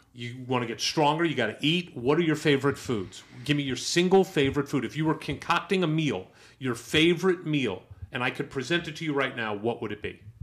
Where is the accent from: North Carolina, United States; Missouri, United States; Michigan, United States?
Missouri, United States; St. Louis; I'm from St. Louis, Missouri